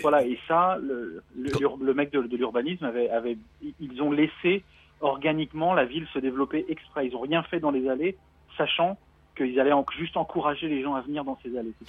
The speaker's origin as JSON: {"language": "French", "town": "Paris", "region": "Île-de-France", "country": "France", "moved": "as an adult", "lives_now": "Melbourne, Australia", "said": "je suis parisien à la base. Euh, ça s'entend peut-être avec l'accent"}